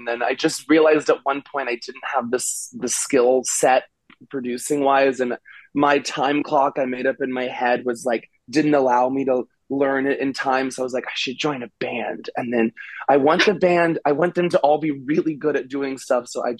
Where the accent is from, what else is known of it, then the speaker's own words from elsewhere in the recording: Austin, Texas, United States; I love Texas, and I grew up